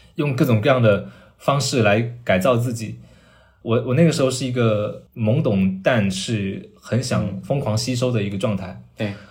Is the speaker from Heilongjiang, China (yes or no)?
no; Chaozhou, Guangdong, China; moved away as an adult; now in Beijing, China; 那个是我第一次了解潮汕文化。 对， 在那之前，就如你跟我刚才所说，我在那个城市里面长大，我没有接受过这一套文化礼俗